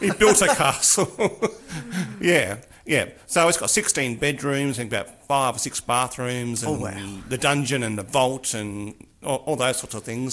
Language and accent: English; Mildura, Victoria, Australia; growing up on the Murray in Mildura, where I grew up